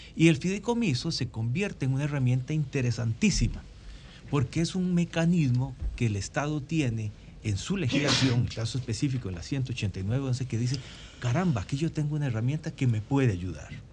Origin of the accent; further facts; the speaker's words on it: Costa Rica; en mi país, en Costa Rica